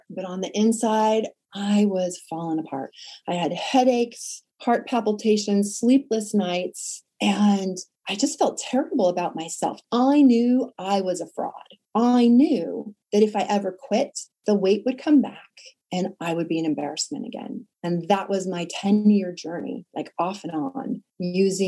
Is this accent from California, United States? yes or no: yes; Sacramento, California, United States; I was modeling and acting by day in my hometown of Sacramento